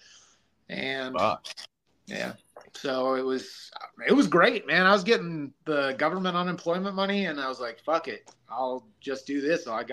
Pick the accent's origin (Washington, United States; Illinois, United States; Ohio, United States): Ohio, United States; Parkman; a job opened up here. It was in my hometown, so I applied, got the job, moved back